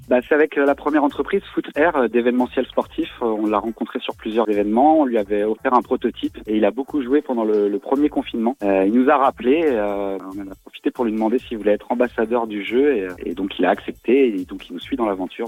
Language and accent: French; Brittany, France; On est breton, on est, cinq euh, copains associés bretons dans l'aventure